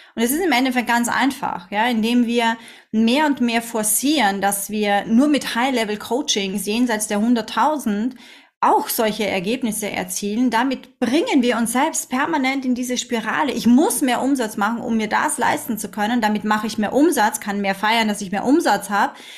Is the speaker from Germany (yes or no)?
no; Austria; now in Dubai, United Arab Emirates; sagt man bei uns in Österreich